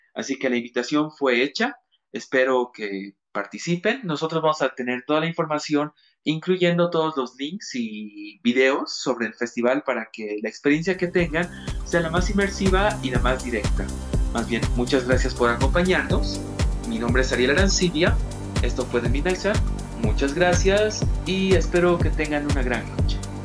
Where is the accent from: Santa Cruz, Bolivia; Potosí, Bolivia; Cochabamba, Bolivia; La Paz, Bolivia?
Cochabamba, Bolivia; yo como cochabambino, como paisanos